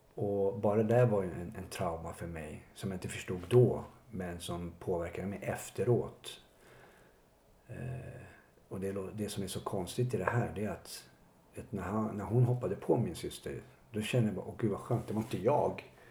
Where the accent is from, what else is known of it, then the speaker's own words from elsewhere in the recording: Botkyrka, Stockholm County, Sweden; har ju vuxit upp i, ute i Botkyrka